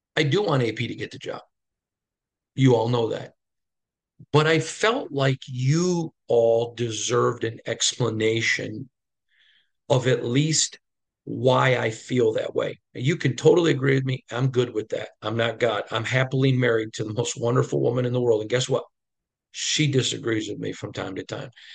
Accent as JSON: {"language": "English", "region": "Midwest", "country": "United States", "tie": "born or raised there", "said": "growing up in the Midwest"}